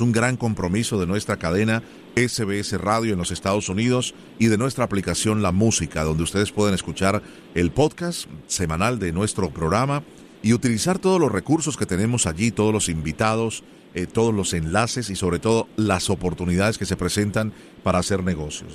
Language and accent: Spanish; Colombia; yo soy original de Colombia